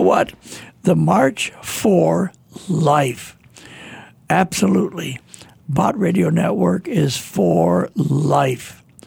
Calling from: Terre Haute, Indiana, United States; I'm calling from Terre Haute, Indiana

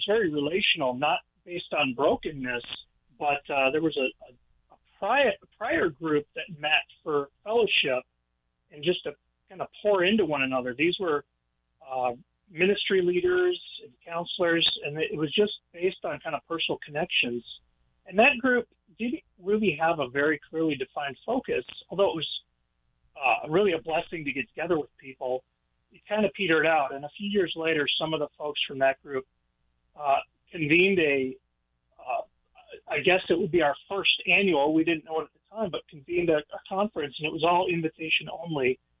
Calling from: Wisconsin, United States; I am calling. I'm based in Wisconsin, rural Wisconsin. We do ministry around the country, but I call Wisconsin home.

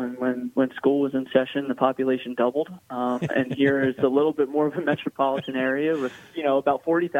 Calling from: Hamilton, New York, United States; Well, how quickly you forget I'm coming from Hamilton, New York.

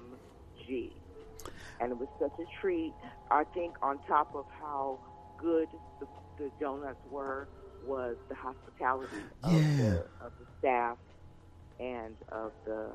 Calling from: Los Angeles, California, United States; I am calling from Los Angeles.

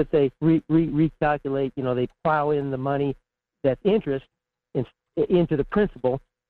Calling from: Fairbanks, Alaska, United States; in Fairbanks.

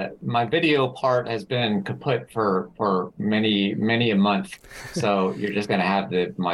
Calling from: Austin, Texas, United States; I'm in Austin, Texas.

